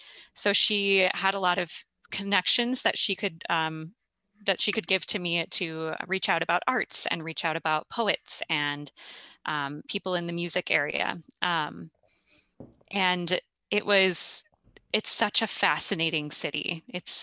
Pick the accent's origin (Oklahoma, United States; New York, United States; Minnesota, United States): Minnesota, United States; also born or lived in Brazil; It was like, "What state are you from?" And I'm like, "Well, Minnesota."